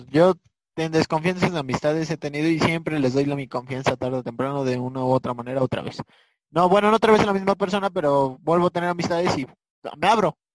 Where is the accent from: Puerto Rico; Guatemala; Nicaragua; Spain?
Puerto Rico; se decía desde de que yo vivía en la calle, yo me crié en Puerto Rico